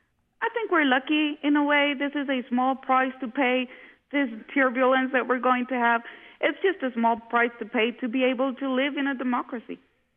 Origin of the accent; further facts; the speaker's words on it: Honduras; also born or lived in United States; Yes, I was. I lived on and off about 12 years in the U.S., and for the past 4 years, we have been in Honduras again.